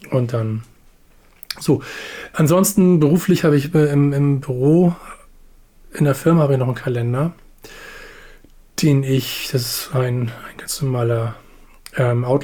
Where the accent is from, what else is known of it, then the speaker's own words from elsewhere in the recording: Hamburg, Germany; von Hamburg Steilzob, wo ich groß geworden bin, nach Arnsburg zu meinem Opa.